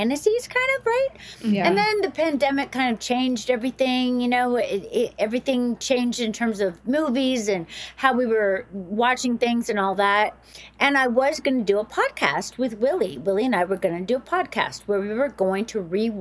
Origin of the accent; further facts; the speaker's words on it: the South, United States; I grew up in the South